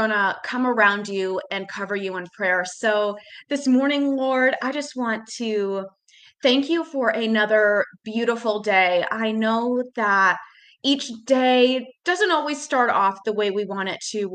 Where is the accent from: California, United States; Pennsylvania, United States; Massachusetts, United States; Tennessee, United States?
Massachusetts, United States; moved away as an adult; now in Charlotte, United States; I am originally from Massachusetts, and then I moved to Charlotte in 2014